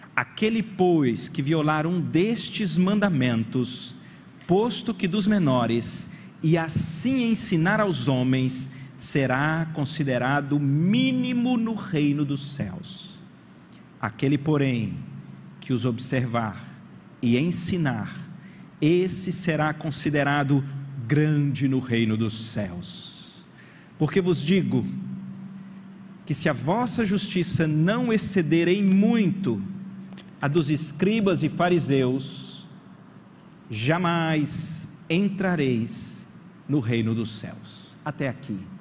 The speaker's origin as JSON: {"language": "Portuguese", "town": "Brasília", "region": "Federal District", "country": "Brazil", "tie": "born or raised there", "said": "lá de onde eu fui criado em Brasília"}